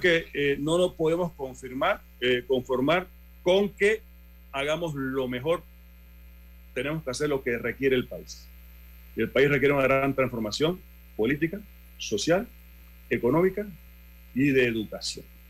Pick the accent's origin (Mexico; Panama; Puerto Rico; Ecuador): Panama; nosotros como panameños